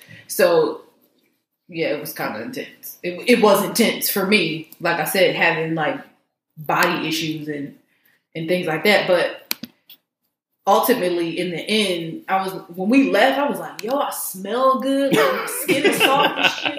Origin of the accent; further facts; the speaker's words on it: East Coast, United States; I'm from the East Coast, so